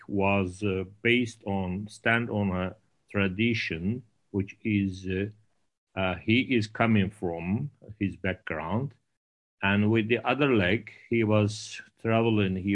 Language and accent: English; Istanbul, Turkey; I was born in Istanbul.